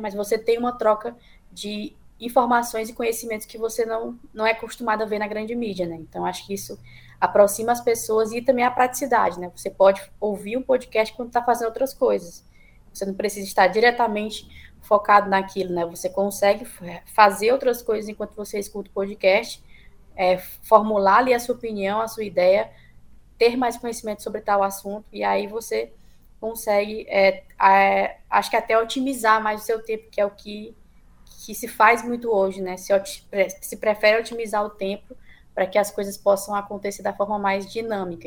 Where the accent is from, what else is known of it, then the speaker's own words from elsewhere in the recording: Northeast Region, Brazil; enquanto nordestinos